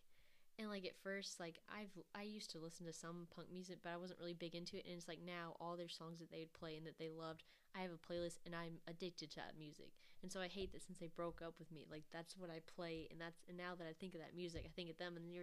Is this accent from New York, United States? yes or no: no; Kentucky, United States; we're both from Kentucky